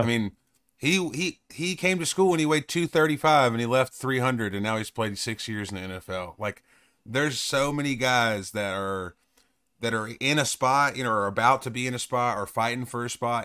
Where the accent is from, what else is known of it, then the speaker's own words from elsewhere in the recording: East Tennessee, United States; growing up in East Tennessee